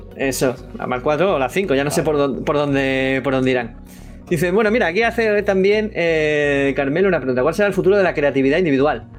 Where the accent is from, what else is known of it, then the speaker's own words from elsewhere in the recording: Andalusia, Spain; accent: Andalusian; mi acento andaluz